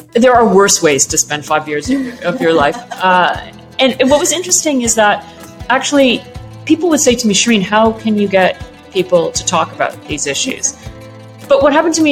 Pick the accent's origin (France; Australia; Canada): Canada; also born or lived in Egypt; So I was brought up in Canada, as you said, from Egypt, with an Egyptian father and a Welsh mother